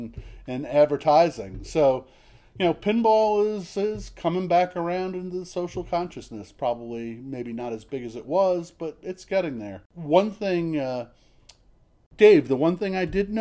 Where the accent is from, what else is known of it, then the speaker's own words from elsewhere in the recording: New Jersey, United States; moved away; I grew up in New Jersey, but not that part